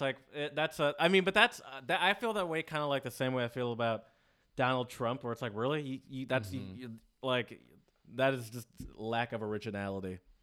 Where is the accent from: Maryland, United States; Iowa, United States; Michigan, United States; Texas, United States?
Michigan, United States; we're both from Michigan.